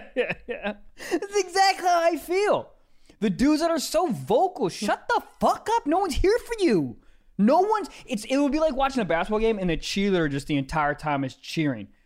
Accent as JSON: {"language": "English", "region": "Maryland", "country": "United States", "said": "I'm from Maryland"}